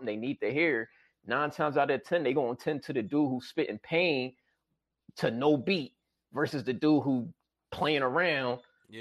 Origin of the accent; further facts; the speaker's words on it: Philadelphia, Pennsylvania, United States; I'm from Philly